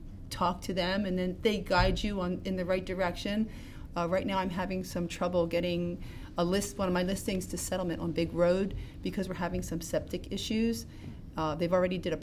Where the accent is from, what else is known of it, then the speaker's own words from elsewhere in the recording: Pottstown, Pennsylvania, United States; I grew up in Pottstown